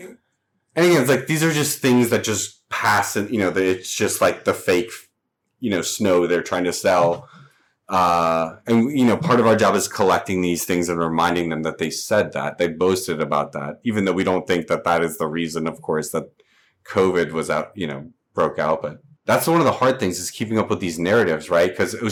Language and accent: English; the South, United States; now in Los Angeles, United States; I'm from the South as well. And so and I run hot in general, but I'm from a very humid fucking climate.